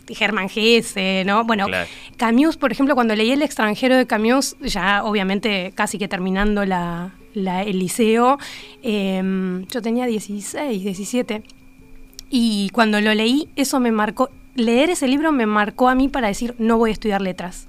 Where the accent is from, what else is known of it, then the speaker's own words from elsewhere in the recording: La Plata, Buenos Aires Province, Argentina; moved away as an adult; now in Uruguay; soy platense con que vivo